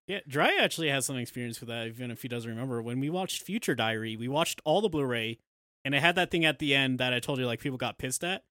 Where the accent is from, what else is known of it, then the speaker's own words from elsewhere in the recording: United States; we're all American